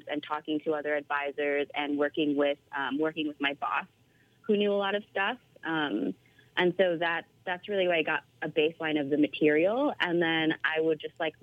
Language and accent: English; Bay Area, California, United States; also born or lived in Philippines; I grew up in the Bay Area in California, but I was born in the Philippines, and I moved here when I was 2